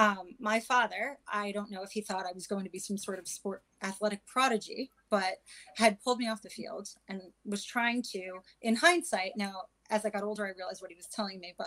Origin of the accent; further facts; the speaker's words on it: New York, United States; I grew up in New York, my younger years